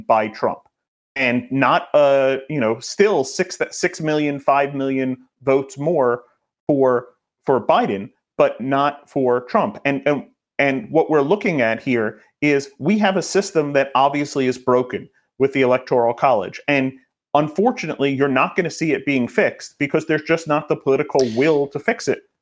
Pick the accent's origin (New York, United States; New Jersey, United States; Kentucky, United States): New York, United States; I'm a New Yorker